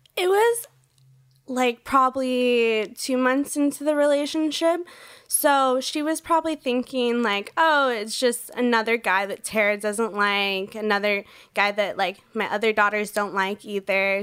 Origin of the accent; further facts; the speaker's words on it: Orange County, California, United States; I grew up in Orange County, California